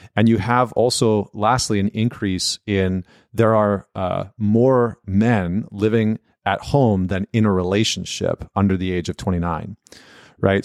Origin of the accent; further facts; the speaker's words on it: St. Albert, Alberta, Canada; I'm from right outside of Edmonton, uh, town called Saint Albert